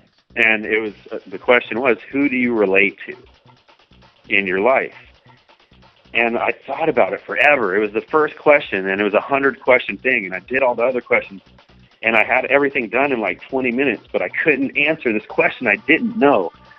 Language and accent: English; Florida, United States; We're from Florida. And, you know, we're laid back people. You know that, Poppy. Like, Florida people, we're just a different breed.